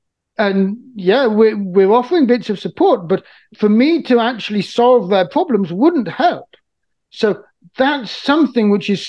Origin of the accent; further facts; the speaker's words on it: Niger; I've been deeply aware of since I was a teenager growing up in Niger.